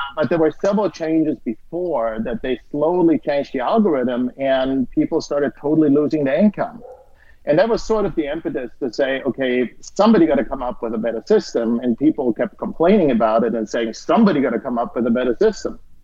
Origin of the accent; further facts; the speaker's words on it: Austria; moved away; I'm originally from Austria